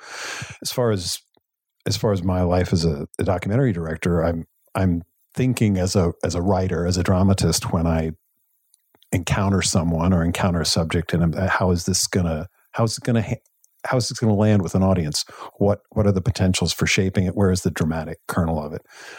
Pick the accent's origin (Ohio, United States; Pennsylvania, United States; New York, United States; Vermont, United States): Vermont, United States; Well, I grew up in Vermont, in a small town, more cows than people, literally more cows than people.